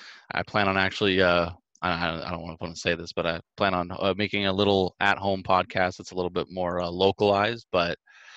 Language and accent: English; Sacramento, California, United States; I'm from Sacramento, California. It's a couple hours north of the Bay Area.